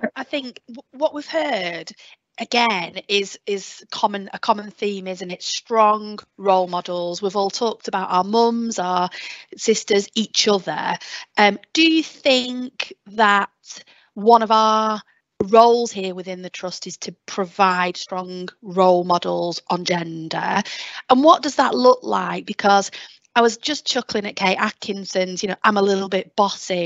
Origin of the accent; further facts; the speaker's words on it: Lancashire, North West England, United Kingdom; accent: Lancashire; I can just go full belt Lancashire accent.